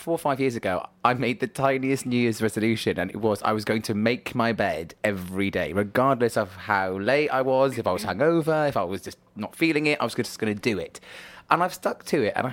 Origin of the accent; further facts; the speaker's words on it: United Kingdom; I'm very British